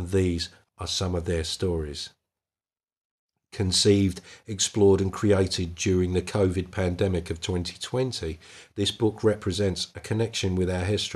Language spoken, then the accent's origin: English; Essex, East of England, United Kingdom; now in Scottish Highlands, United Kingdom; I'm in the Scottish Highlands now, but I'm originally from Essex, in case you couldn't tell.